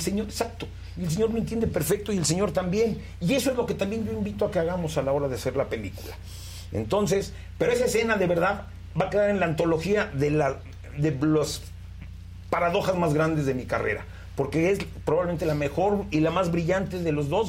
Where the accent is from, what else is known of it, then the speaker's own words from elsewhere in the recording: Mexico; qué somos los mexicanos